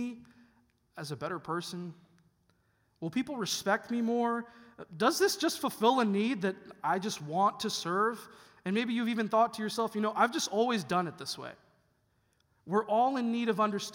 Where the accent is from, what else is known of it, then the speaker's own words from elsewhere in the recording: Chicago, Illinois, United States; moved away as an adult; now in Mansfield, United States; I'm actually originally from a small town of Chicago, a suburb of Columbus